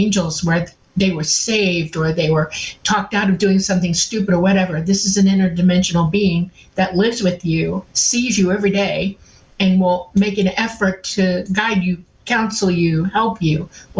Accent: Miami, Florida, United States; I grew up mostly in Miami

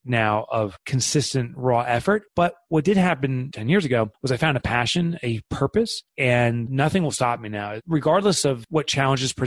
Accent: Boonton, New Jersey, United States; I am from Boonton, New Jersey, which most people wouldn't know where that is since we're such a tiny town

